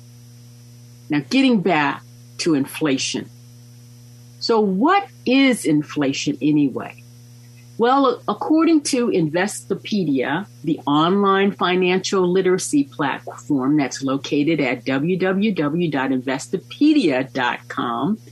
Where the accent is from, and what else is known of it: United States